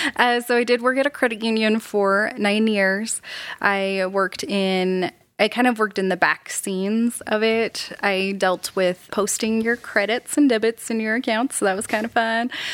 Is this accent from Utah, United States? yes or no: yes; South Jordan, Utah, United States; I grew up in South Jordan, Utah. Pretty basic Utah.